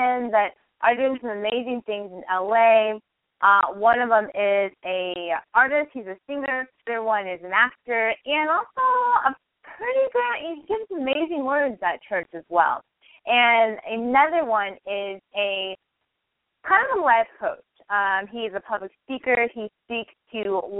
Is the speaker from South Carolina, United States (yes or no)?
no; Northern California, United States; moved away as an adult; also born or lived in San Francisco, United States; now in Los Angeles, United States; I am from Northern California